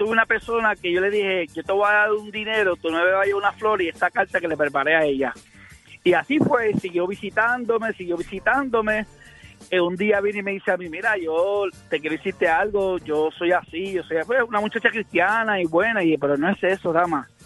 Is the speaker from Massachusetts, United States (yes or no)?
no; Hartford, Connecticut, United States; born there; yo fui el que nací en Hartford, Connecticut.